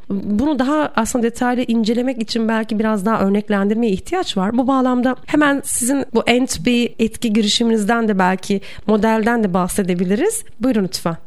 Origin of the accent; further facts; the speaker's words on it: Erzurum, Turkey; also born or lived in Bursa; ben Erzurumluyum ve bizde hani Erzurum'da kayak bilmek yani Erzurumlu olmanın şanındandır